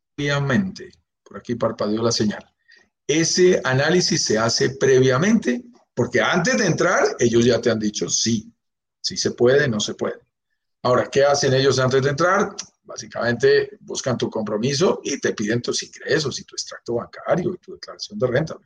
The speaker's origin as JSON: {"language": "Spanish", "region": "Bogotá", "country": "Colombia", "tie": "born or raised there", "said": "yo soy colombiano de pura cepa, nacido en Bogotá, vivo en Bogotá, mi familia es colombiana"}